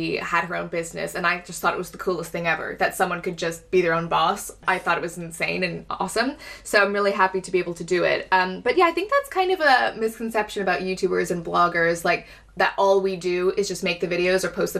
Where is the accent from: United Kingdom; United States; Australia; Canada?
Canada; moved away; go back to Canada and do an event there. Yeah. In my hometown